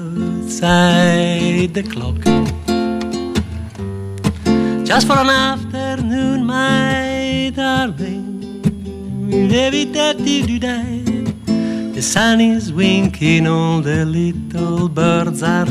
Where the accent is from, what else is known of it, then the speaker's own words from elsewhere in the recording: Rivolta d'Adda, Lombardy, Italy; English is a second language; moved away as an adult; also born or lived in Milan; now in Scotland; I was born in Milan, but my town is a town called Rivolta d'Adda, which is 12 miles out of Milan, and it was a farming town when I was there. I was there until I was about 21, born and brought up there.